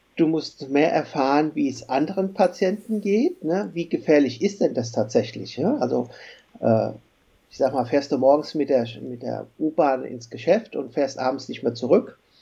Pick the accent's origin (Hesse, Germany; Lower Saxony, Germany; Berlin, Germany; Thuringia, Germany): Hesse, Germany; Frankfurt; ich komme ja hier aus Frankfurt